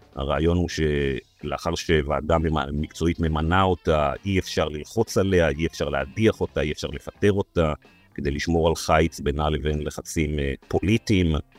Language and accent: Hebrew; Israel; אני נולדתי בארץ, חייתי בארץ, אני אמות בארץ